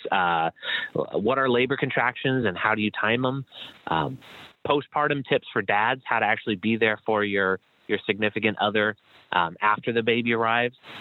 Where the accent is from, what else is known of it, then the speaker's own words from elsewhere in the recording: Chicago, Illinois, United States; I'm from Chicago where it's freezing all the time